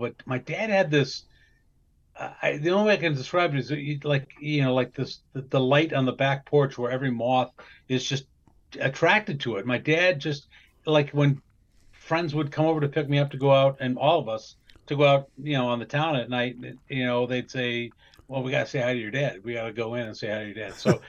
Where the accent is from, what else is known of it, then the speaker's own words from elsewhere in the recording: Wisconsin, United States; Well, the thing is, when we were growing up in Wisconsin, first of all, so we had this kind of a long history on both sides of the family of alcohol abuse.